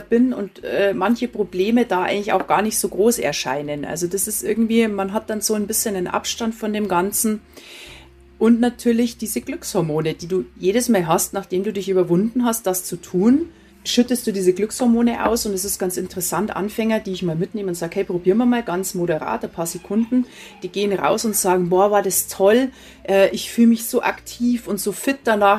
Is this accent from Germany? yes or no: yes; Prien am Chiemsee, Bavaria, Germany; now in Burghausen, Germany; bin ja am Chiemsee aufgewachsen